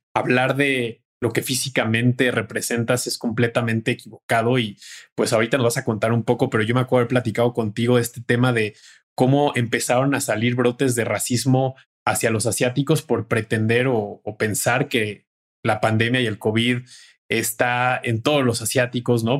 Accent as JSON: {"language": "Spanish", "country": "Mexico", "said": "como mexicanos, el humor es uno de los mejores, digamos que eh, válvulas de escape que tenemos"}